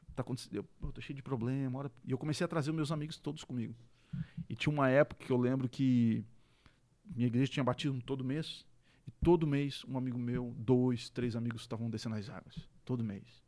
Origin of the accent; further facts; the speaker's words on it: Tubarão, Santa Catarina, Brazil; eu sou natural de Tubarão, que perto, né? Catarinense